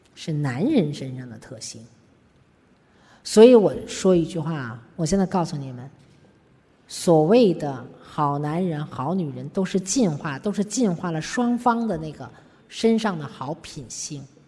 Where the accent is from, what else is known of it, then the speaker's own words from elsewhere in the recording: China; 我们中国人可能还没没到这个地步啊